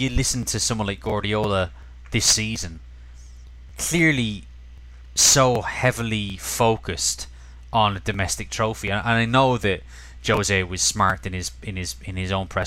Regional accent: Cork, Munster, Ireland; in a bar in Cork, my hometown

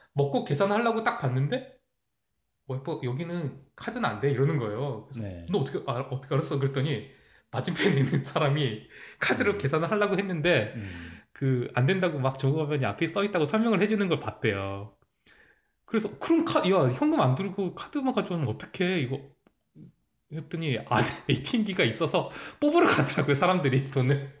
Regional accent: South Korea; now in Canada; 제가 한국 사람에서

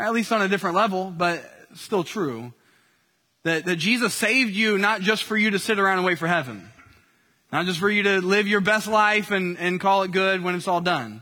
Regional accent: Indiana, United States; I grew up in Indiana

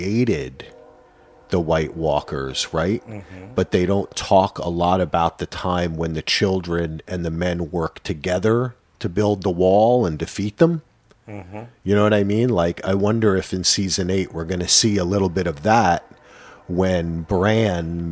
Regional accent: New Jersey, United States; I'm from New Jersey

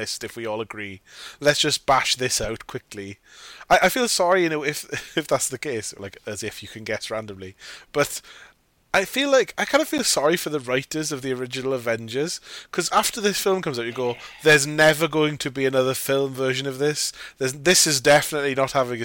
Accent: United Kingdom; As a British person

